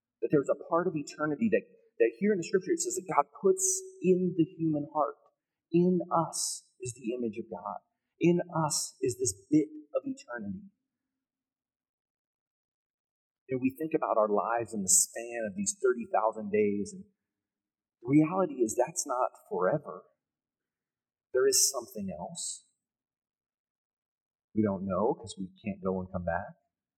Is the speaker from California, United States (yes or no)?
yes; California, United States; moved away as an adult; now in Colorado, United States; But I remember when we first moved to Colorado. It was 2005. We're from California, the Bay Area. We had zero seasons.